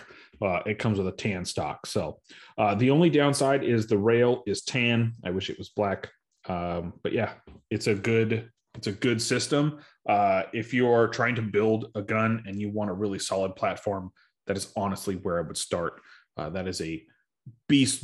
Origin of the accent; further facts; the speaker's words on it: Arizona, United States; now in Houston, United States; I grew up in Arizona